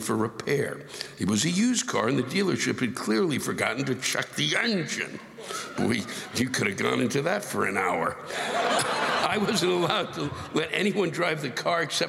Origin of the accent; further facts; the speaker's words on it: Maryland, United States; moved away; I'm originally from Maryland